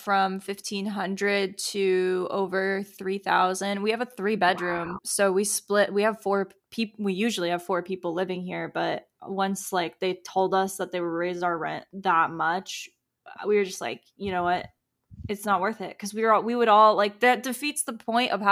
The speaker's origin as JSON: {"language": "English", "town": "Tampa", "region": "Florida", "country": "United States", "tie": "born or raised there", "said": "I'm from Tampa, Florida, and I have never left"}